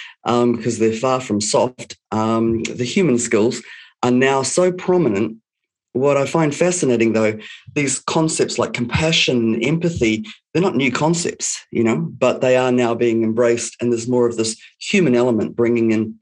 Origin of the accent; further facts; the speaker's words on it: New Zealand; also born or lived in Canada; I was brought up in New Zealand, one of the most amazing places on the planet